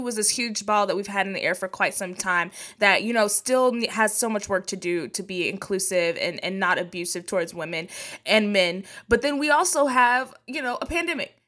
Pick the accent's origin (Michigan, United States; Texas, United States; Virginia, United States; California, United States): Texas, United States; I'm from Texas